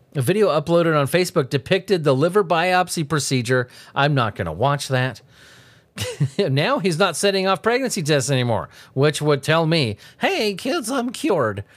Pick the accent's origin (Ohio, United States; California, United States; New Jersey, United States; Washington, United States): California, United States; Southern; I grew up in Southern California.